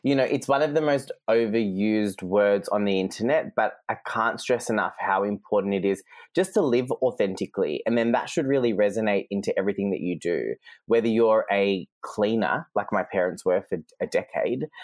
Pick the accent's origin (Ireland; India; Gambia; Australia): Australia; Geelong, Victoria; first language Serbian; English is a second language; moved away as an adult; also born or lived in London / Sydney; a little ethnic kid from G-Town who went to a public school, you know, the son of two migrant parents